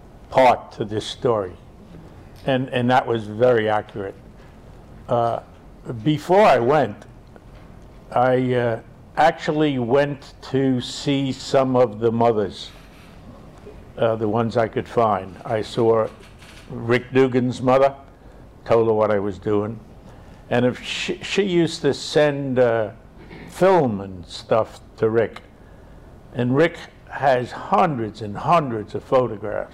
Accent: New York City, New York, United States; growing up in Inwood, you got so many different people here

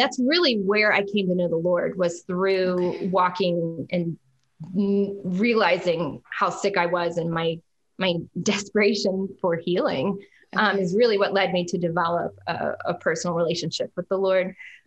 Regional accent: Jacksonville, Florida, United States; I grew up in Jacksonville, Florida, which is North Florida.

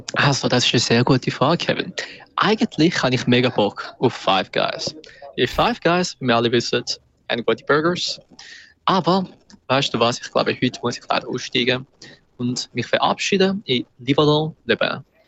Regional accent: Winterthur, Zurich, Switzerland; ich bin auch selber Zürcher. Also ich bin Winterthur

